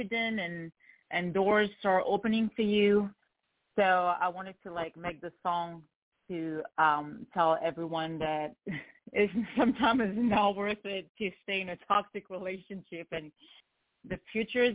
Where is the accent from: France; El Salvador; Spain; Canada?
France; moved away as an adult; also born or lived in Lebanon; now in Los Angeles, United States; I actually live in Los Angeles, California, but I'm from France. So, I grew up in France and was born in Lebanon, and I moved to California 7 years ago.